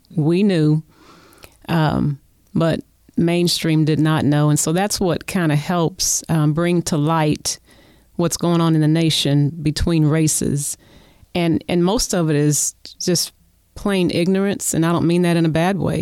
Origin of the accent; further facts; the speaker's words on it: Oklahoma City, Oklahoma, United States; we both live in Oklahoma City. I was born and raised here